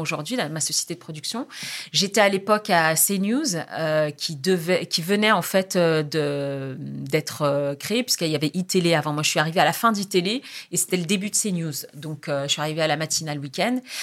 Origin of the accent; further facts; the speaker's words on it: France; moved away as an adult; also born or lived in Jendouba, Tunisia (family origin) / Algeria; je quittais la France, mon pays, ma famille